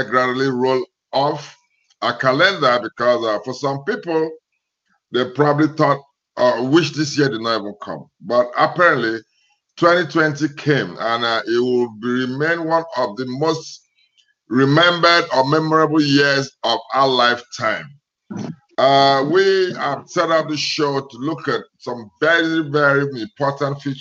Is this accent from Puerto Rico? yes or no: no; Nigeria; now in United States; my home country, Nigeria